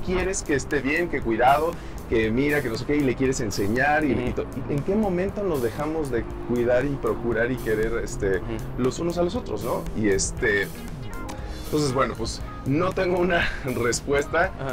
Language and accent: Spanish; Mexico; moved away as an adult; also born or lived in New York, United States; de México